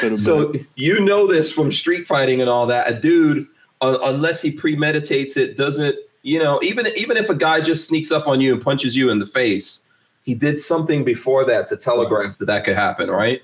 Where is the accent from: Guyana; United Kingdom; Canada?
Guyana; moved away; I was born in Guyana